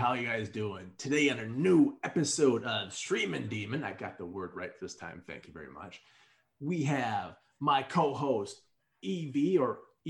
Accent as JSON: {"language": "English", "region": "Quebec", "country": "Canada", "accent": "Quebec", "said": "I'm actually living in Quebec. That's back to my Quebec accent, I guess."}